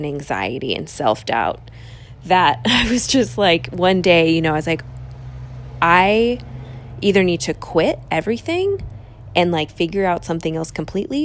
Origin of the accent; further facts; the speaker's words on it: East Bay, San Francisco Bay Area, California, United States; also born or lived in Los Angeles; I ended up back in my hometown in the East Bay